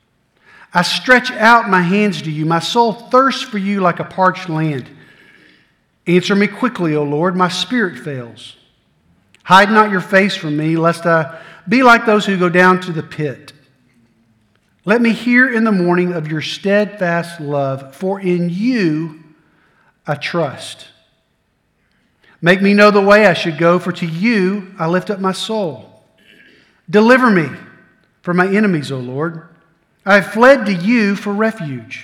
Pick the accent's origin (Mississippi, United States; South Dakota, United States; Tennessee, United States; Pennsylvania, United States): Tennessee, United States; Middle; also born or lived in Blue Ridge Mountains, North Carolina; I grew up in Middle Tennessee.